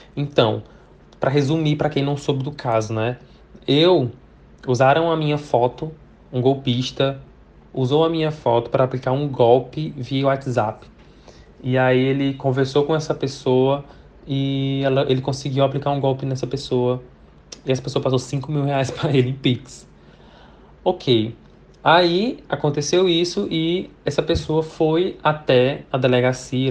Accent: Brazil; first language Portuguese; eu sou brasileiro, falo português, tenho a língua portuguesa como minha, minha língua principal

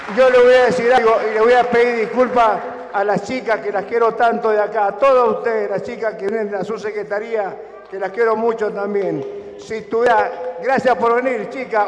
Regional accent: Argentina; soy argentino

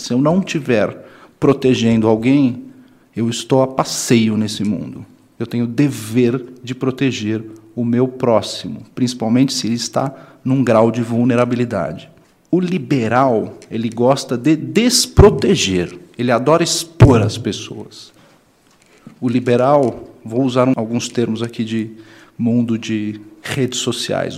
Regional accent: São Paulo, Brazil; eu sou de São Paulo

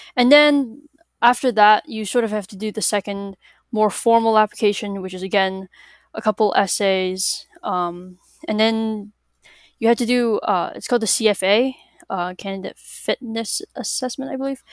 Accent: Massachusetts, United States; I'm from Massachusetts.

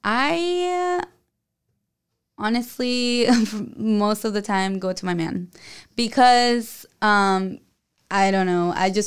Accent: El Paso, Texas, United States; now in San Diego, United States; Well, I was born in Texas, in El Paso, Texas.

